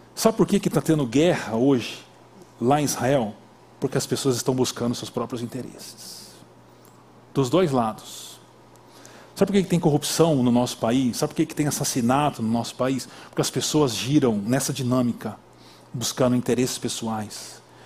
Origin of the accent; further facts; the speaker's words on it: Brazil; Nós brasileiros